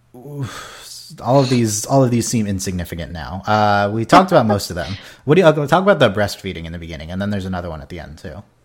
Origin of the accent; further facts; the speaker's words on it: United States; as an American viewer